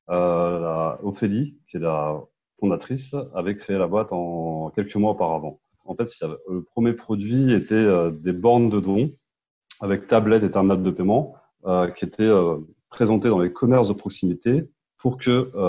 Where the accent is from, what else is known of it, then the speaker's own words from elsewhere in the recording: Paris suburbs, Île-de-France, France; euh, j'ai 34 ans, je suis de banlieue parisienne.